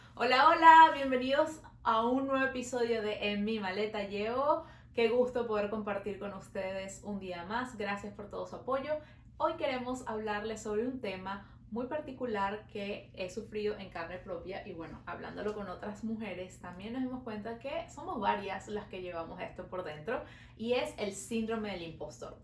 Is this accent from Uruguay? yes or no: no; Venezuela; now in Montreal, Canada